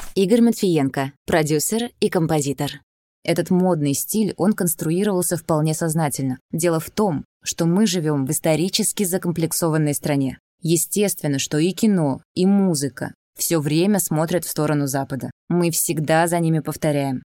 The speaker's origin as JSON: {"language": "Russian", "town": "Kaliningrad", "region": "Kaliningrad Oblast", "country": "Russia", "tie": "born or raised there", "said": "выросла в достаточно западном городе, Кёнигсберге"}